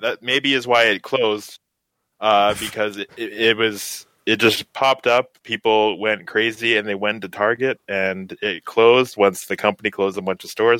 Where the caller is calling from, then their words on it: Edmonton, Alberta, Canada; I'm calling in from Edmonton, Canada.